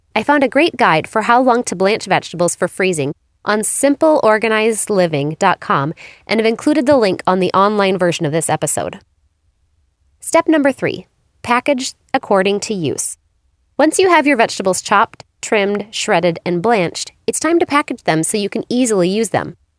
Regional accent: Phoenix, Arizona, United States; my hometown of Phoenix, Arizona

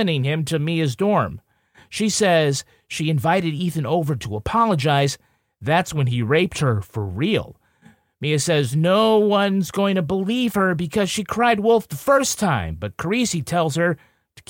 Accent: Ireland; I'm from Ireland. We like potatoes, sometimes with butter on it

